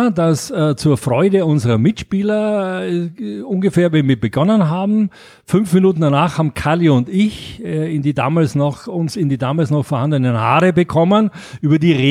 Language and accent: German; Graz, Styria, Austria; moved away as an adult; now in Munich, Germany; ich bin ja in Graz in Österreich aufgewachsen und äh, habe äh, da das mitbekommen, äh, dass das Spielen äh, Spaß macht. So mit 20 bin ich dann nach München gegangen